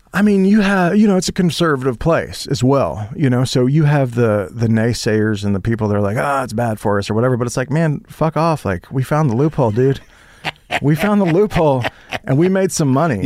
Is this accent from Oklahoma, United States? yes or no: yes; Holdenville, Oklahoma, United States; I grew up in Holdenville, Oklahoma